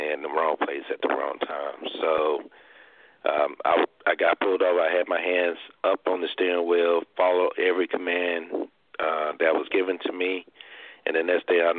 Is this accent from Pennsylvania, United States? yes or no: no; Arkansas, United States; my hometown in Arkansas